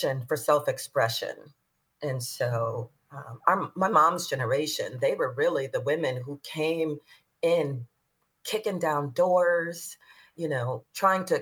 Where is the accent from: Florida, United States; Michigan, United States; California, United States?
Michigan, United States; Detroit; I'm from Detroit. I grew up on the Northwest Side, which is like the university district.